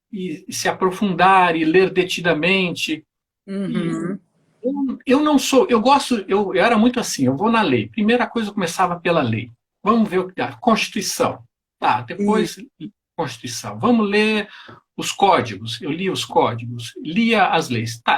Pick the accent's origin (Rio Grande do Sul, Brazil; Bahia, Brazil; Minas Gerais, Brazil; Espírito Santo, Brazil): Rio Grande do Sul, Brazil; Porto Alegre; also born or lived in Rio de Janeiro; Eu sou natural de Porto Alegre.